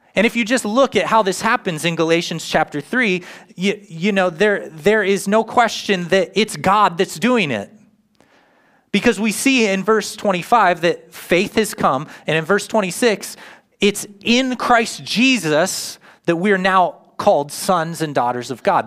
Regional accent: United States; now in Grove City, United States; I lived in my hometown, Worcester, 13 years full time

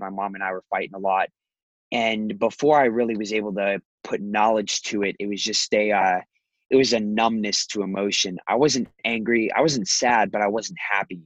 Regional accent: Scottsdale, Arizona, United States; also born or lived in Chicago; I was born here in Scottsdale. Moved to Chicago back when my dad lived there. Moved back after my parents got divorced

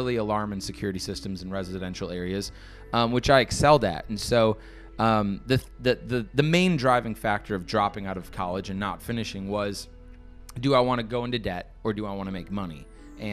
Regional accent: Brookfield, Wisconsin, United States; moved away as an adult; also born or lived in New York City; now in Miami, United States; Grew up in Brookfield, Wisconsin.

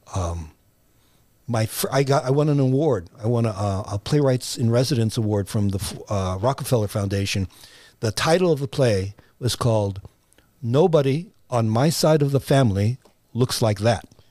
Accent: United States; born or raised there

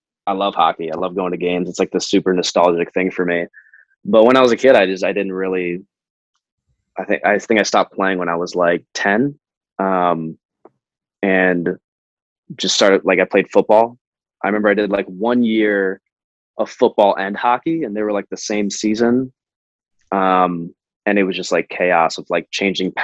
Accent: outside of Detroit, Michigan, United States; now in Los Angeles, United States; I grew up outside of Detroit, so I wasn't like in the city

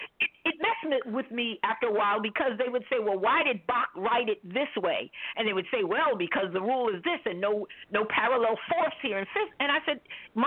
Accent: New York City, New York, United States; I started off as a pianist out of Queens, Jamaica, Queens

